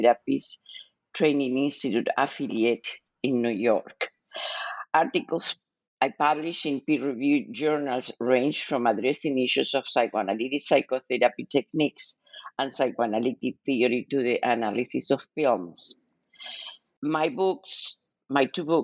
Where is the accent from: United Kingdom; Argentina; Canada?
Argentina; Buenos Aires; moved away as an adult; also born or lived in Kansas City; now in United States; I was born and raised in Argentina